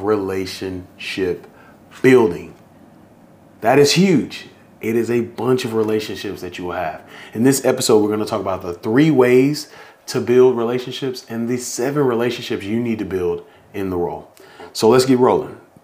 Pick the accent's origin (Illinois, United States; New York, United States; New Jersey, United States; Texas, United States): Texas, United States; Missouri City; Your boy is from Houston, A. I'm from the H. I'm from Houston, Texas.